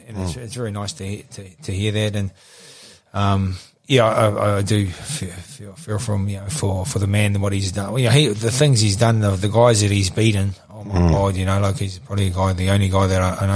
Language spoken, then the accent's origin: English; Gisborne, New Zealand; now in Auckland, New Zealand; I'm from Gisborne, you know, so I want to be closer to my mum and dad.